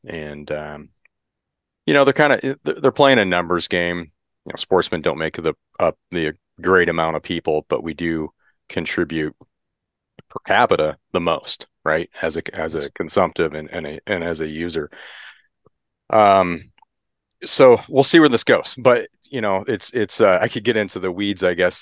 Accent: Michigan, United States; now in California, United States; I grew up in Michigan, grew up hunting.

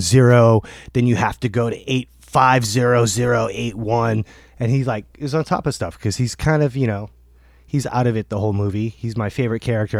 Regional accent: Portland, Maine, United States; we're from Portland, Maine

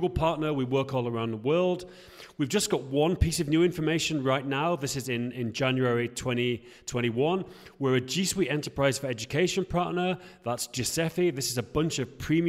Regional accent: England, United Kingdom; now in Prague, Czech Republic; I'm English

